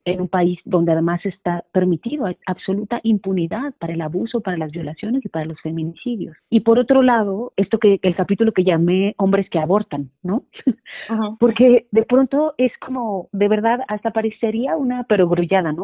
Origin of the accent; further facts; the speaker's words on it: Santa María la Ribera, Eligio Ancona street, Mexico City, Mexico; En Santa María la Rivera, en esa calle, en esa calle estaba la vecindad donde yo crecí, en El Hijo Ancona